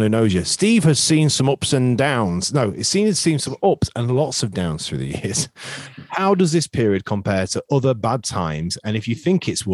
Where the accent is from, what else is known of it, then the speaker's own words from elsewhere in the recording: Skegness, East Midlands, United Kingdom; growing up in Skeg, everyone supported bloody Liverpool